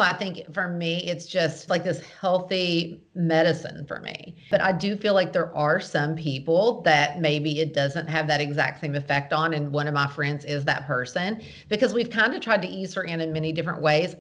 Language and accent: English; the South, United States; I'm from the South